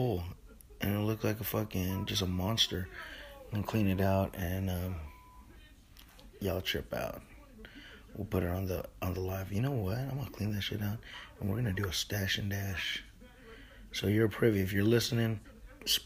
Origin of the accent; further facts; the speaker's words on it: California, United States; I'm like a Californian. We some tropical people